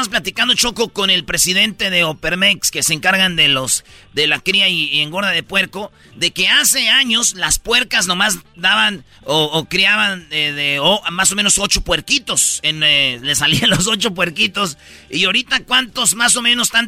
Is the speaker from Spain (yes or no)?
no; Tepatitlán, Jalisco, Mexico; Sí, bueno, yo soy de Tepatitlán, estamos como que eh, ahí tenemos a Guadalajara en el centro